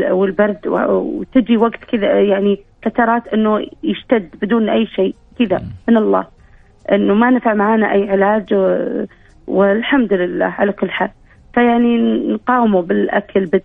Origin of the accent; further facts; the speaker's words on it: Saudi Arabia; انا بنت البلد بنت الوطن انا